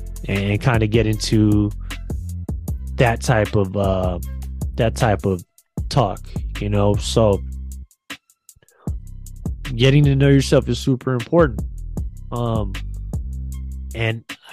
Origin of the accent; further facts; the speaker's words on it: San Francisco, California, United States; I'm a Filipino man from San Francisco